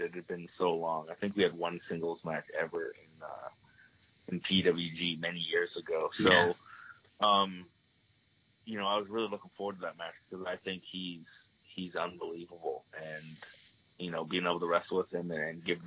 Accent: Toronto, Ontario, Canada; growing up in Toronto

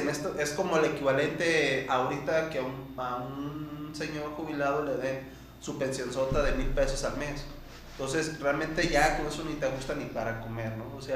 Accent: Mexico

